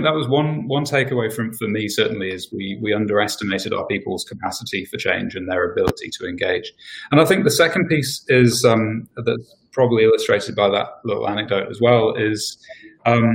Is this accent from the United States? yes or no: no; England, United Kingdom; moved away as an adult; now in New Zealand; I'm English, I've been here for 11 years now nearly